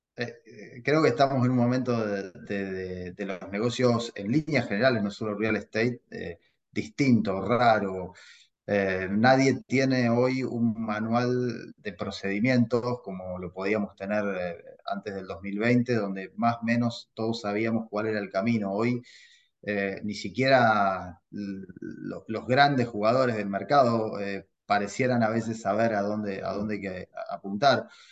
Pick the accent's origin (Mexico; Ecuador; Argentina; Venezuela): Argentina; now in United States; soy argentino y vos sabés que en mi país